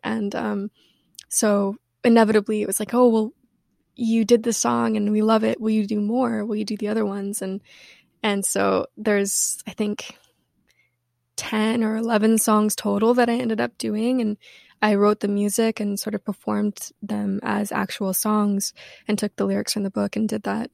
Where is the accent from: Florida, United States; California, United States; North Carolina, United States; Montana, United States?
Montana, United States; Missoula; moved away; also born or lived in Washington; I grew up in Washington and in Montana